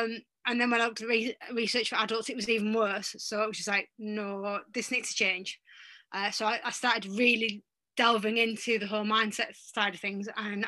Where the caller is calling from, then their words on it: North East England, United Kingdom; I'm actually in the UK, in the northeast of England, and it's quite sunny today for a change.